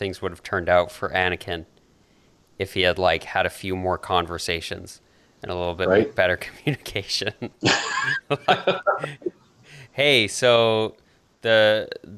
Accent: Canada; accent: Canadian; whenever I visit the U.S., I think my Canadian accent gets thicker

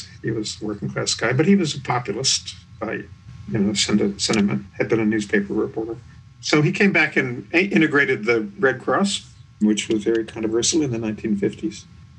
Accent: Atlanta, Georgia, United States; I grew up in Atlanta, working class Scotch-Irish family from the South.

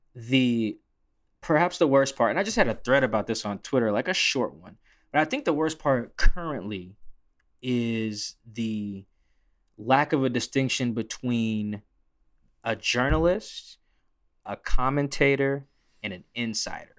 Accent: Seattle, Washington, United States; I'm from Seattle

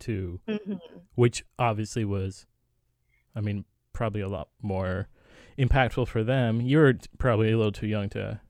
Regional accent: United States; also born or lived in Pakistan; I was born in Pakistan, grew up here, but then went back every once in a while, and then there's that weird parallel of being, like, too Pakistani to be American, too American to be Pakistani kind of thing.

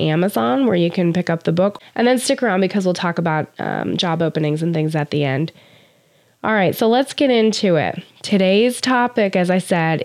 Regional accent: United States; as a United States citizen

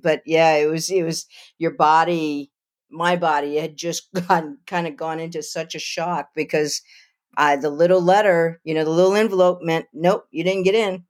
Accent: Lafayette, Louisiana, United States; moved away as an adult; also born or lived in Idaho / Albuquerque, New Mexico; now in Asheville, North Carolina, United States; Lafayette, Louisiana, a Cajun

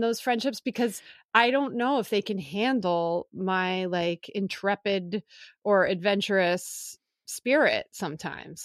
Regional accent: Philadelphia, Pennsylvania, United States; moved away; also born or lived in California; I grew up in Philly

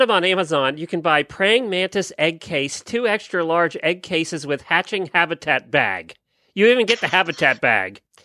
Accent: Lancaster County, Pennsylvania, United States; I grew up in Lancaster County, Amish country, Pennsylvania

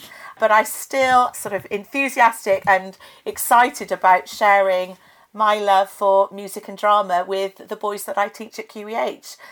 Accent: Forest of Dean, Gloucestershire, South West England, United Kingdom; I'm from Gloucestershire. I grew up in the Forest of Dean

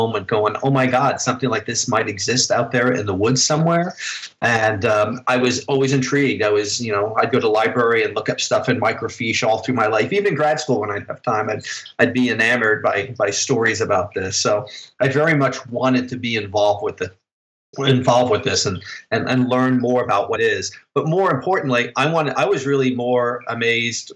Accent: New Jersey, United States; now in Illinois, United States; I grew up in New Jersey

